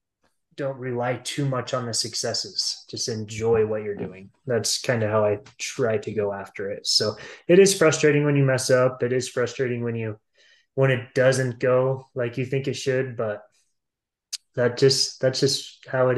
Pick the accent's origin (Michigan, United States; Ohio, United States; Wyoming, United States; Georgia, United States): Wyoming, United States; Star Valley; I grew up in Star Valley, so lots of snow over here.